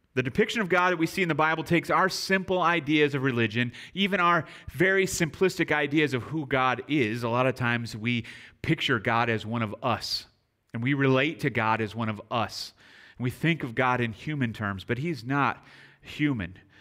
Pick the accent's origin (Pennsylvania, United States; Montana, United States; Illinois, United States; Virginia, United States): Illinois, United States; near Chicago; moved away; also born or lived in San Antonio; I grew up near Chicago